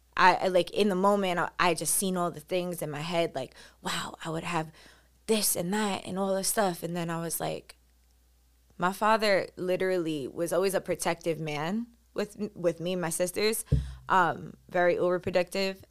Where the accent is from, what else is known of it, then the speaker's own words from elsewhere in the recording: New York City, New York, United States; Growing up on Staten Island, I felt like I was one of the, I didn't know a lot of Colombian people